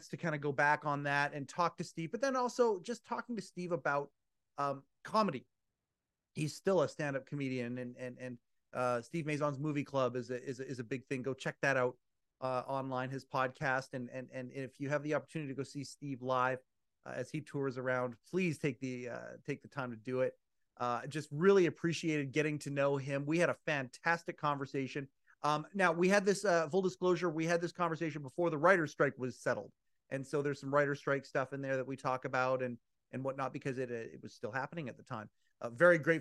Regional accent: Canada; being Canadian

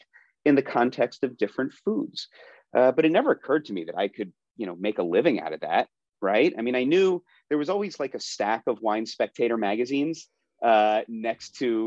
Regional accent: Philadelphia suburbs, Pennsylvania, United States; I grew up in the Philadelphia suburbs

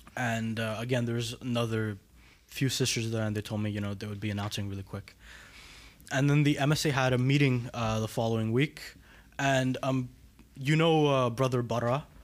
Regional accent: Montreal, Quebec, Canada; I grew up right here in Montreal

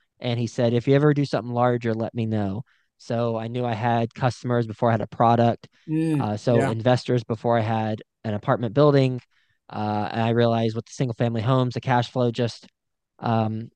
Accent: Texas, United States; moved away as an adult; also born or lived in New York City; I'm from Texas originally, graduated, and then from Texas Tech, went to New York City

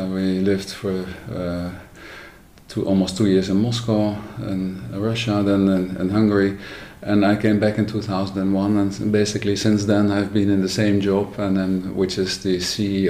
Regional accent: Netherlands; I was born in the Netherlands 60 years ago

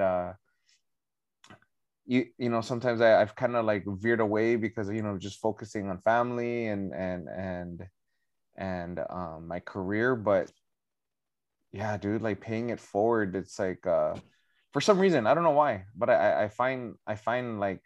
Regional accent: Northern Mariana Islands; growing up in Saipan, you know, 14 miles long, 7 miles wide, 40,000 people

